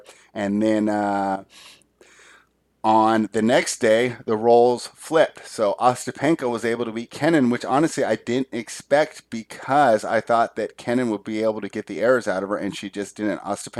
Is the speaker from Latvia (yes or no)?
yes; Latvia; But with Latvia playing the United States, so I saw my home country versus my favorite player.